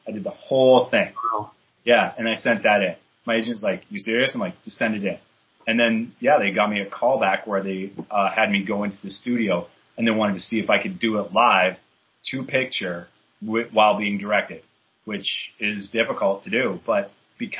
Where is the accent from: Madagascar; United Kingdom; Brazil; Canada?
Canada; moved away as an adult; also born or lived in British Columbia; now in New York, United States; So I'm Canadian. I got that back in Canada